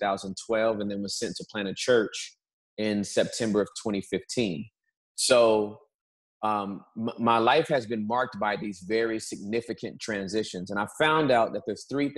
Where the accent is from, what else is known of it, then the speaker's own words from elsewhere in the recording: Southern California, United States; moved away as an adult; also born or lived in Dallas, Texas; now in Texas, United States; I was born and raised in Southern California